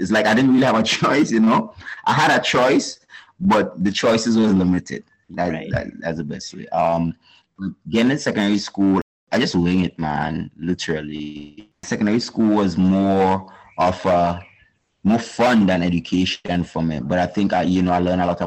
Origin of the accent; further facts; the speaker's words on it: St. Paul's, Saint David, Grenada; I'm originally from St. David's, Windsor Forest, to be exact, and then we moved to St. Paul's. And St. Paul's has been home-based for at least 25 years of my life